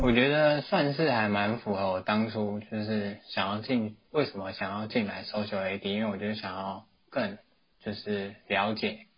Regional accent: New Taipei, Taiwan; 我是新北人

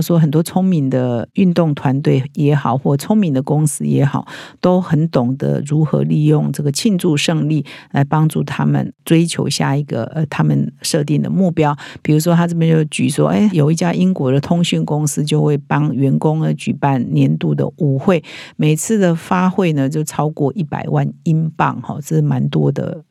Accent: Taiwan; 我们我觉得我们台湾人比较没有那么重视这个啦，

